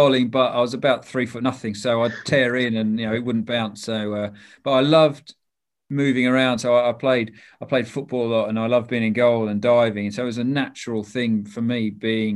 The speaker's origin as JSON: {"language": "English", "town": "Toowoomba", "region": "Queensland", "country": "Australia", "tie": "born or raised there", "also_born_or_lived": "Papua New Guinea", "moved": "yes", "lives_now": "England", "said": "I grew up in a place called Toowoomba"}